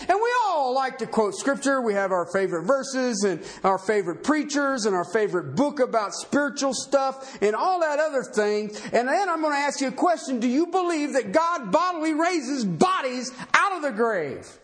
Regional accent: United States; I'm an American

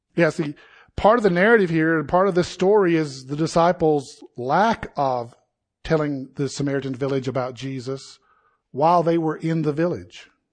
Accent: South Carolina, United States; moved away as an adult; now in Colorado, United States; I was born and raised in South Carolina

